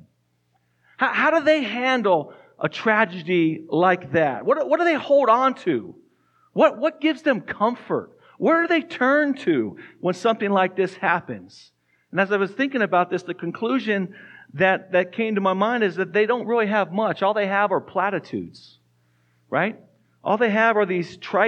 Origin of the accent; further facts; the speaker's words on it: Tucson, Arizona, United States; moved away as an adult; also born or lived in New Mexico; now in Fort Collins, United States; We grew up in Tucson, Arizona